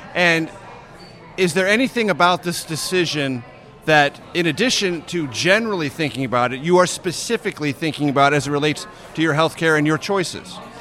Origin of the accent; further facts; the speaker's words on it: San Diego, California, United States; now in Washington, D.C., United States; we're in my hometown. We're in San Diego